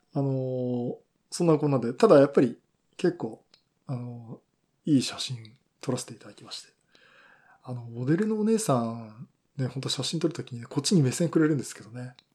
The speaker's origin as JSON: {"language": "Japanese", "town": "Yokohama", "region": "Kanagawa", "country": "Japan", "tie": "born or raised there", "said": "私の地元横浜"}